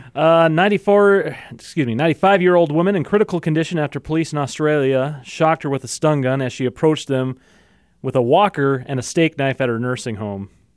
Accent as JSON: {"language": "English", "country": "United States", "said": "I'm American"}